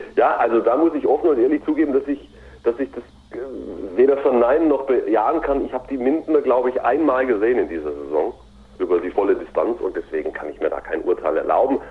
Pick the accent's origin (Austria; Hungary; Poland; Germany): Germany; Ulm, Baden-Württemberg; ich komme ja aus der Ulmer Gegend